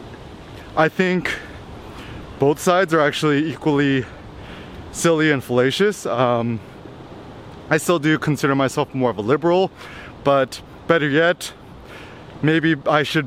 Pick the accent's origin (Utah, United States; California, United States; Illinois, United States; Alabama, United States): California, United States; Bay Area; growing up in the Bay Area